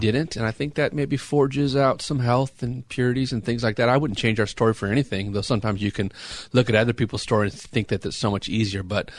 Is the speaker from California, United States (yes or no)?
yes; San Juan Capistrano, California, United States; also born or lived in Temecula; And I was born and raised in San Juan Capistrano in Orange County.